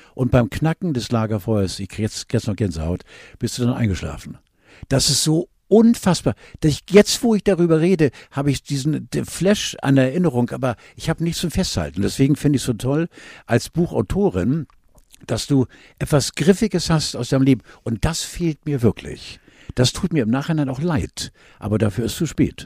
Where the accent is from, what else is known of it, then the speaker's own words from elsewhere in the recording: Northern Germany, Germany; als wirklich als Norddeutscher mit blauen Augen